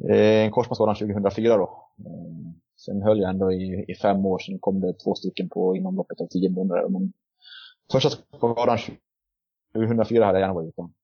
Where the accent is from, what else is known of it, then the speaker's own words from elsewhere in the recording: Borlänge, Dalarna County, Sweden; jag kommer från Borlänge och bor för tillfället i Borlänge